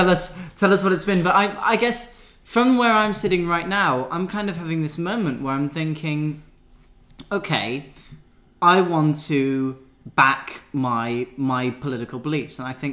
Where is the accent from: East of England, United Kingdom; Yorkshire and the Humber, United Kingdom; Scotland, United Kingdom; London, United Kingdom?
Scotland, United Kingdom; as a Scot, well, as someone who's going to be voting in a Scottish constituency